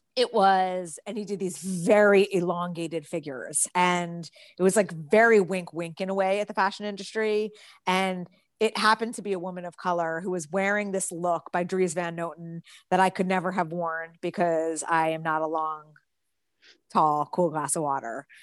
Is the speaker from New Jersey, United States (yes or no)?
yes; New Jersey, United States; I grew up in New Jersey